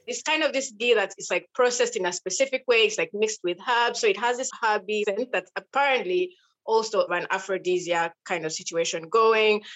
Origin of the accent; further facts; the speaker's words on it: Western Region, Uganda; I'm from Uganda, and I'm from a tribe called Abattoirs, Western Uganda